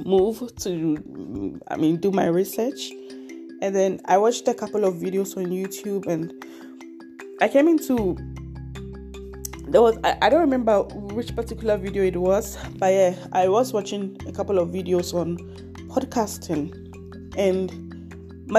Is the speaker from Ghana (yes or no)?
yes; Ghana; now in Leipzig, Germany; So I come from Ghana, but I currently live in Leipzig, Germany. I've been living here for over 4 years